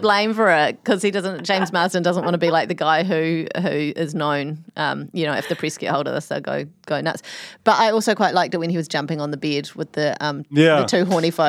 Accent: New Zealand; It's a very close to, I'm a New Zealander.

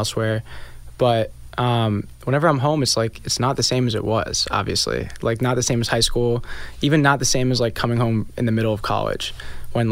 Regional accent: Franklin Lakes, New Jersey, United States; moved away as an adult; now in Brooklyn, United States; I'm from Franklin Lakes

